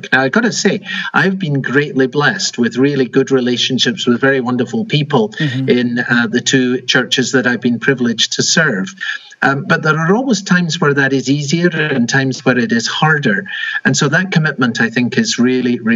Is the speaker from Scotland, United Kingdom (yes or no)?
yes; Edinburgh, Scotland, United Kingdom; moved away as an adult; also born or lived in London / Enfield; now in Arlington Heights, United States; I was born and raised in Edinburgh, Scotland